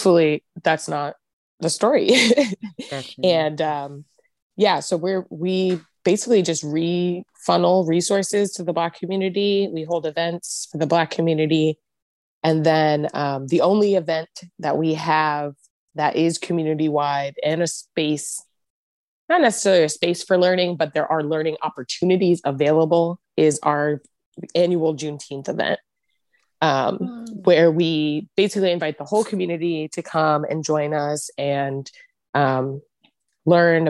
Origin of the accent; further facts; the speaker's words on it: East Coast, United States; moved away as an adult; now in Eureka, United States; We're both from the East Coast. We're transplants.